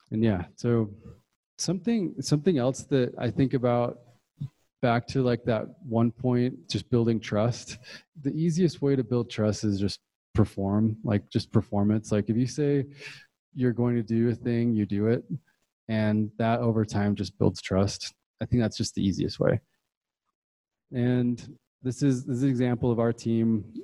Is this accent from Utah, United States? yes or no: yes; Utah, United States; moved away; also born or lived in Puerto Rico / Bay Area, California; I moved to Utah